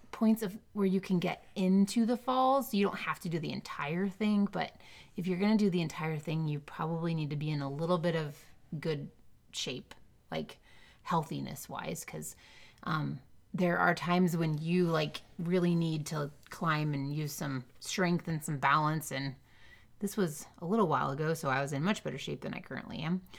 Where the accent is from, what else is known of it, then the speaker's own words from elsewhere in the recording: Midwest, United States; accent: Midwestern; It's and my Midwestern